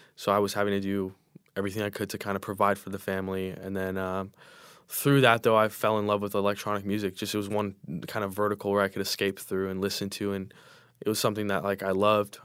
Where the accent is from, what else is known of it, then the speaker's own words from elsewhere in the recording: Inland Empire, California, United States; growing up in the Inland Empire